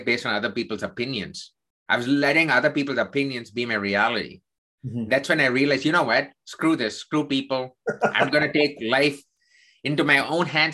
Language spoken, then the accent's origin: English; South India, India; I'm Indian. I grew up in the southern part of India.